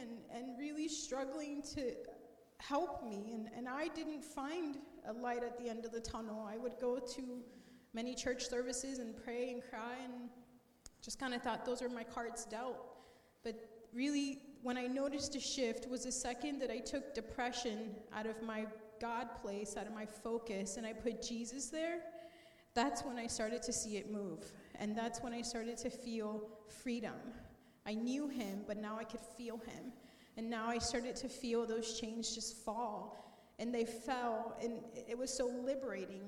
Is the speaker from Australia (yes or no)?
no; Colombia; I grew up in Columbia